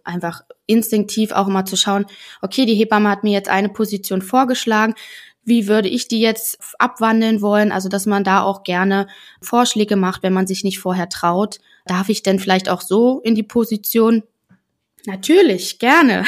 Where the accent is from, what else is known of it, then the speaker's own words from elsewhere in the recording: Germany; bei uns in Deutschland